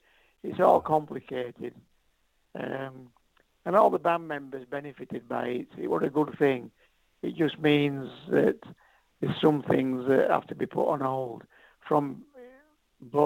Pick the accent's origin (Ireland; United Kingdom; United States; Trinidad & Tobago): United Kingdom; Yorkshire and the Humber; I grew up between Sheffield and Doncaster in Yorkshire